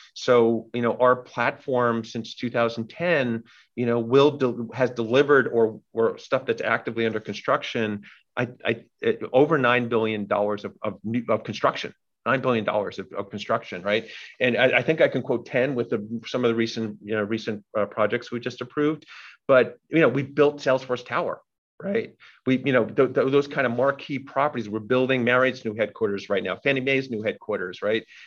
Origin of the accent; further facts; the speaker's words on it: New York City, New York, United States; I'm born and raised in New York, multi generation in New York City